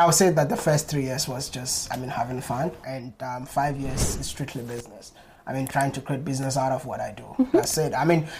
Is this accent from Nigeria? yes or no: no; Ghana; moved away; also born or lived in China; living in Ghana, I thought I'm a Ghanaian.